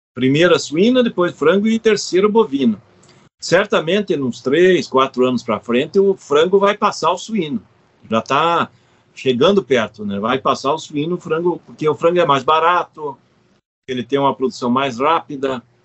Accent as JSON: {"language": "Portuguese", "region": "South Region", "country": "Brazil", "said": "eu sou do Sul, nós temos uma tradição de consumir mais suíno"}